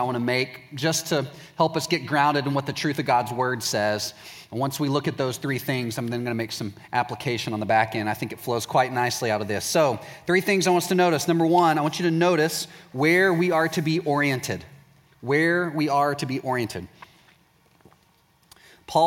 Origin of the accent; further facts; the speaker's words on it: Waco, Texas, United States; I'm from Waco, Texas